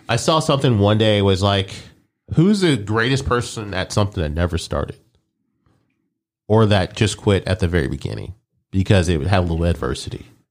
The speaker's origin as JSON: {"language": "English", "town": "Omaha", "region": "Nebraska", "country": "United States", "tie": "born or raised there", "moved": "yes", "said": "I was born there. I was born in Omaha"}